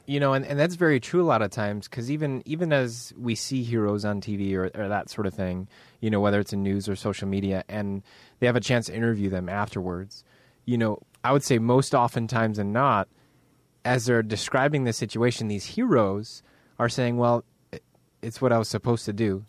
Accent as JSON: {"language": "English", "country": "United States", "also_born_or_lived": "Northern Ireland", "said": "I'm just American"}